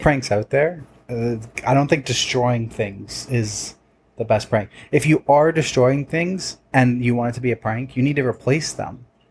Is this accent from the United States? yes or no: no; Toronto, Ontario, Canada; We're from Toronto